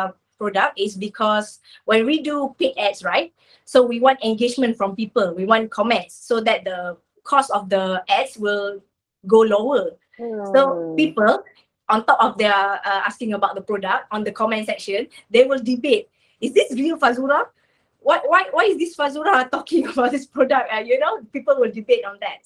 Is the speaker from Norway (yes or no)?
no; Batu Gajah, Perak, Malaysia; I'm from Ipoh, actually. Not Ipoh, Batu Gajah. Batu Gajah is like suburbs of Ipoh. Yeah. So just near to my hometown